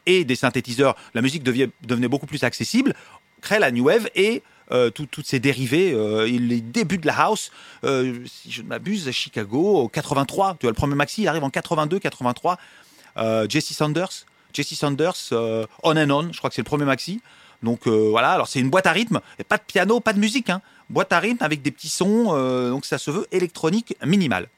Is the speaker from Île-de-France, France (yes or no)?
yes; Paris, Île-de-France, France; je viens du Marais